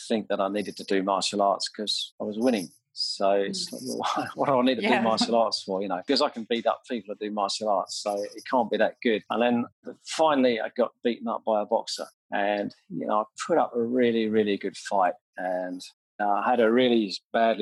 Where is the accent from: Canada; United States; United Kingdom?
United Kingdom; Sutton, London; I was born in St. Helier Hospital, and sort of around Sutton Carshalton is where my family come from.